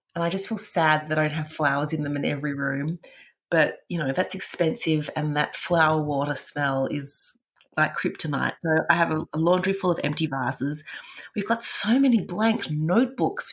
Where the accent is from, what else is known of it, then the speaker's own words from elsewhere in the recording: Perth, Western Australia, Australia; now in Melbourne, Australia; I grew up in Perth and we would have moved house four or five times there and then moved to Melbourne.